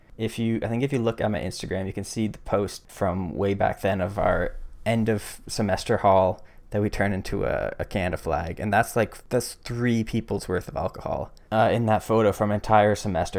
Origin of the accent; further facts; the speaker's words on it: Barrie, Ontario, Canada; moved away as an adult; now in Waterloo, Canada; grew up in a smallish city north of Toronto called Barrie.